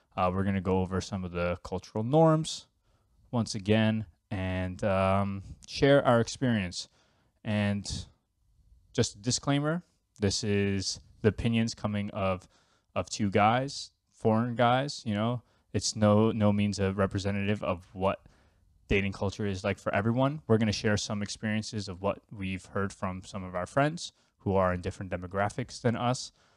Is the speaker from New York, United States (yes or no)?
yes; New York, United States; now in Finland; I'm originally from New York